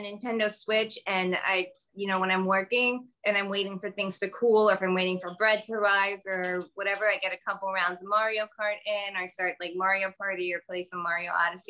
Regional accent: United States; I was born and raised in America

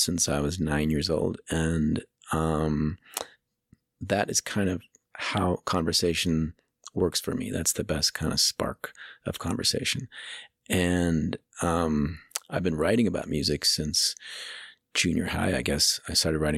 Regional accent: Pittsburgh, Pennsylvania, United States; moved away as an adult; also born or lived in San Francisco, California / Boulder, Colorado; now in Longmont, United States; I am from Pittsburgh, and then I feel like I'm also from San Francisco, because I moved there when I was 21 and lived there most of my 20s

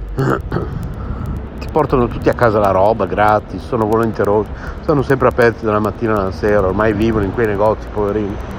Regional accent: San Lazzaro di Savena, Emilia-Romagna, Italy; also born or lived in Bologna; io sono nato a Bologna nel 1966

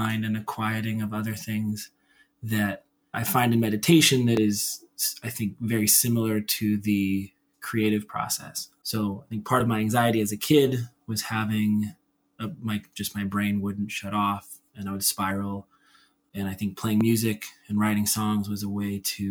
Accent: Centralia, Washington, United States; I grew up in Centralia, Washington, which is a town of like 50, 60,000 people

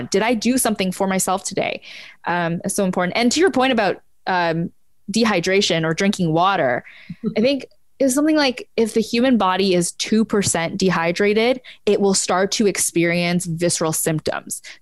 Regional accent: Ottawa, Ontario, Canada; I was born in Ottawa.

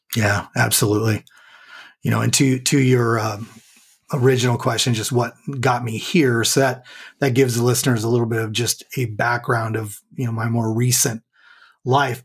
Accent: Southern California, United States; now in McKinney, Texas, United States; I was born and raised in Southern California

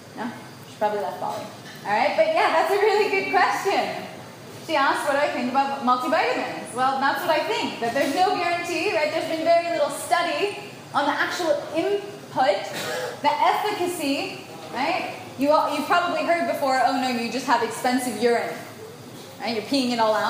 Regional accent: United States; I was born in the United States

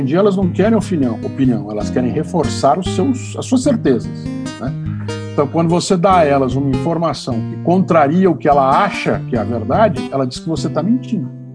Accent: São Paulo, Brazil; eu nasci branco em São Paulo, homem

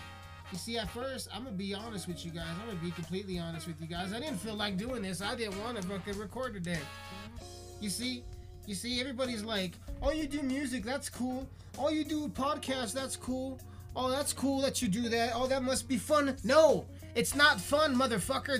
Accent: Colorado, United States; I am from Colorado

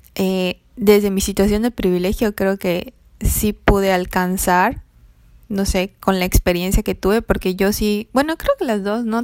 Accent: Mexico; yo era como la mexicana morena, de tez morena

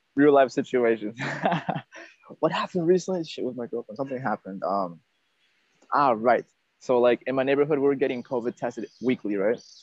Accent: Northern Virginia, United States; moved away as an adult; also born or lived in Peru; now in Vietnam; in my hometown of Northern Virginia, people are not blunt.

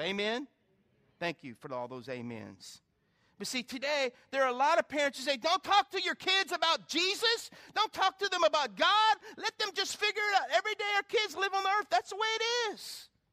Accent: South Carolina, United States; growing up in South Carolina

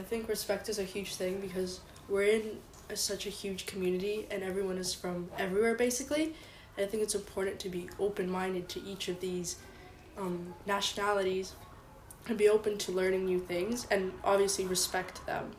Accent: Ukraine; also born or lived in Korea; now in United Arab Emirates; I'm from Ukraine. I was born in Korea, lived there for 8 years, and then I moved here to the UAE and lived here since.

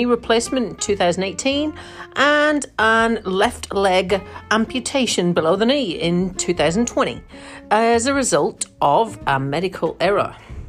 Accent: United Kingdom; now in New Zealand; I am a British expat, dual citizen living in New Zealand.

